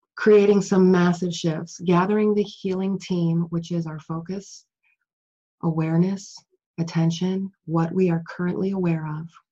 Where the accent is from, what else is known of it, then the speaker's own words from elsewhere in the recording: Chicago, Illinois, United States; I grew up in Chicago.